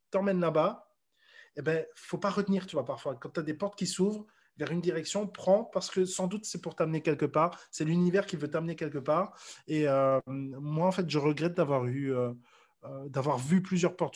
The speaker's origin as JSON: {"language": "French", "town": "Brussels", "region": "Brussels-Capital Region", "country": "Belgium", "lives_now": "Paris, France", "said": "Donc là, ici, je suis dans ma chambre parisienne. Euh, je viens de Bruxelles à la base, mais j'étais amoureux de Paris depuis bien plus longtemps, depuis 10 ans au moins."}